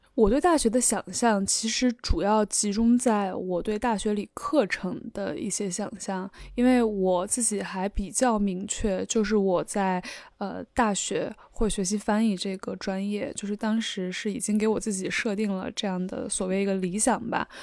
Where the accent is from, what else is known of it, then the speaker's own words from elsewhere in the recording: Shandong, China; moved away; 我出生在鲁地